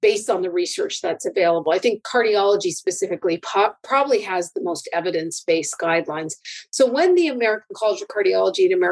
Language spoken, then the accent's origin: English; Canada; I'm a Canadian